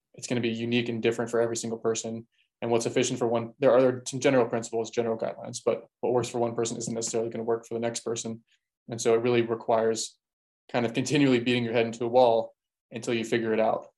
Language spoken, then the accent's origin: English; Baltimore, Maryland, United States; I'm from Baltimore